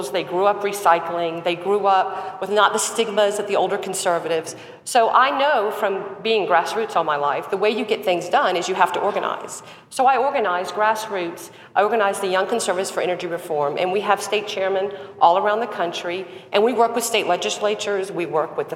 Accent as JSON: {"language": "English", "region": "South Carolina", "country": "United States", "tie": "born or raised there", "said": "Growing up in South Carolina, very involved with the Republican Party"}